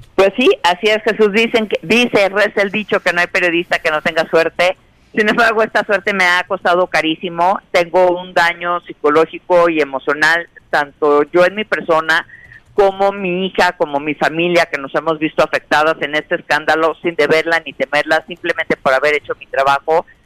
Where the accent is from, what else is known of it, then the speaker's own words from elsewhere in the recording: Mexico; como mexicanos